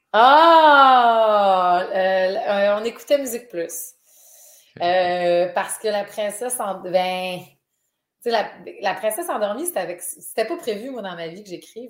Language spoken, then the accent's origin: French; Dolbeau-Mistassini, Quebec, Canada; moved away; je viens de Dolbeau, là, je viens, de loin